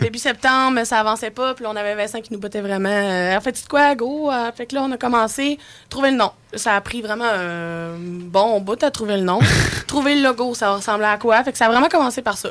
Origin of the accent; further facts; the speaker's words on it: Charlevoix, Quebec, Canada; On vient de Charlevoix, puis Charlevoix, c'est nature 100%